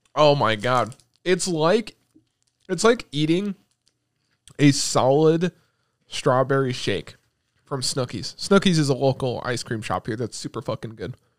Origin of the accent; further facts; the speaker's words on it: United States; we're American